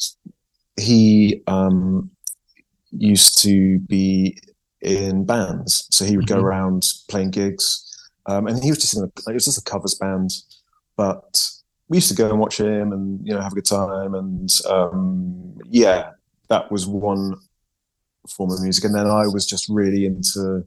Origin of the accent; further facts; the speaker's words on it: Yate, South West England, United Kingdom; moved away as an adult; also born or lived in Bath, United Kingdom / Croydon, London, United Kingdom; now in Bristol, United Kingdom; I'm from Yate.